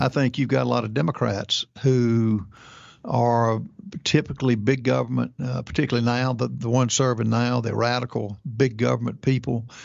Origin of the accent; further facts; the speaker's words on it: South Carolina, United States; I'm from South Carolina